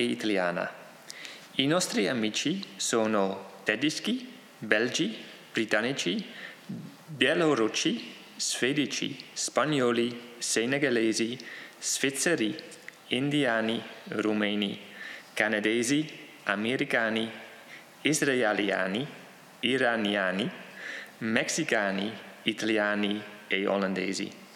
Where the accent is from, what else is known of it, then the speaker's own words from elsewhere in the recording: Netherlands; Ciò che mi rende olandesi è solo il luogo in cui sono nato.